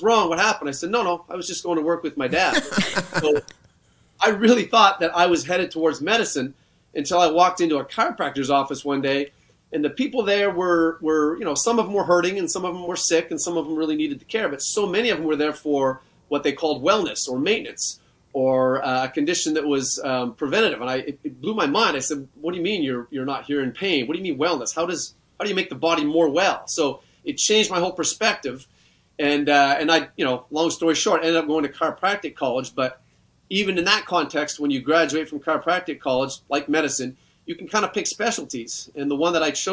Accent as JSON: {"language": "English", "country": "Canada", "tie": "born or raised there", "said": "I grew up in Canada in a rural setting."}